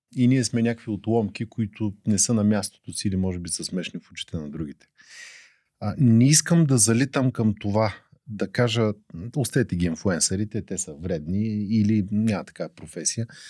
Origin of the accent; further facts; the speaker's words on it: Burgas, Burgas Province, Bulgaria; now in Sofia, Bulgaria; роден съм в Бургас, но имам здрави селски корени